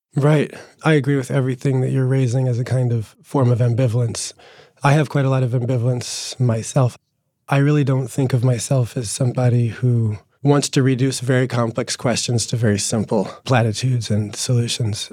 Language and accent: English; New Jersey, United States; born or raised there